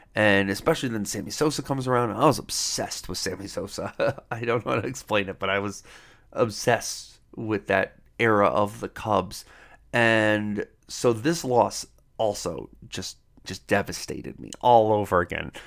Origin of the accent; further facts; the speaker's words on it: Cleveland, Ohio, United States; moved away as an adult; now in Denver, United States; I live in Denver, Colorado now, and, but I grew up in Cleveland, Ohio